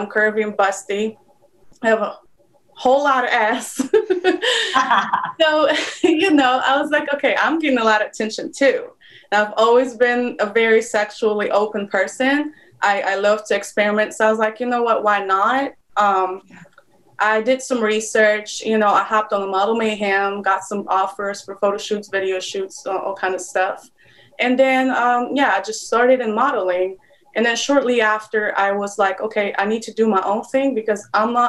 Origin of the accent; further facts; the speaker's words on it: Poland; English is a second language; moved away as an adult; now in United States; I'm originally from Poland. I moved to the United States like 3 years ago